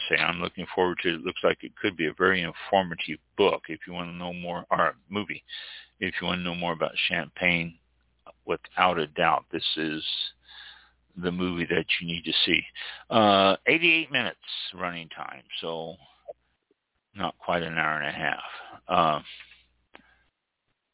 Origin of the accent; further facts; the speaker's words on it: Missouri, United States; now in Florida, United States; I'm from Missouri